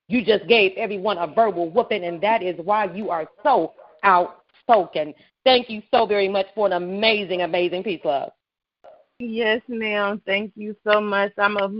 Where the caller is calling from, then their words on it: Waldorf, Maryland, United States; I'm calling from Waldorf, Maryland.